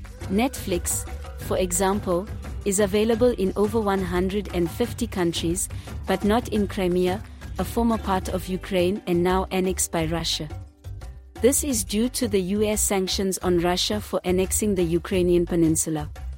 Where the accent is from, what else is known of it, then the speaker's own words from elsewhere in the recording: South Africa; We are both from South Africa. And this is our city.